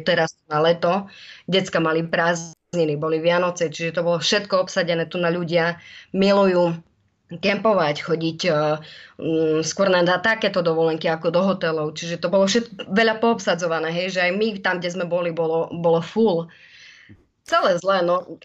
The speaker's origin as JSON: {"language": "Slovak", "town": "Spišská Nová Ves", "region": "Košice Region", "country": "Slovakia", "tie": "born or raised there", "moved": "as an adult", "lives_now": "Sydney, Australia", "said": "som zo Spiskej Novej Sy, uh-huh. Mhm. kde vlastne sme si prežili celú mladosť aj s mojimi súrodencami"}